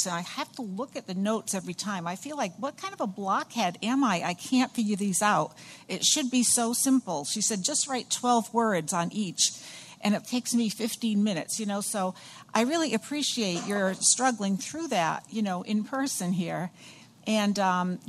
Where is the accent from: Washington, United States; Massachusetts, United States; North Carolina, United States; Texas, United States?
Massachusetts, United States; Somerville; I come from Somerville, the Boston area.